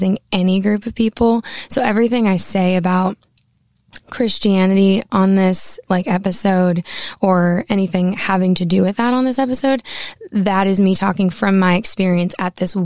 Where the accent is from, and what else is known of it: Maine, United States; born or raised there